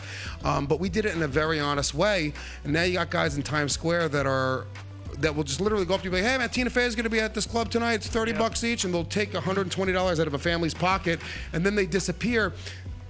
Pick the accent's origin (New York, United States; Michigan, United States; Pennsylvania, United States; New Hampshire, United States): New York, United States; West Haverstraw; I grew up in Rockland County, New York.